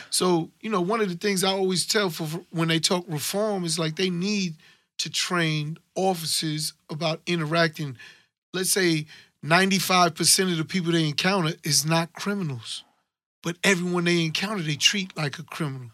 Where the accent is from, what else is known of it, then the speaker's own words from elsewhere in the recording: New York City, New York, United States; I'm from Hollis, Queens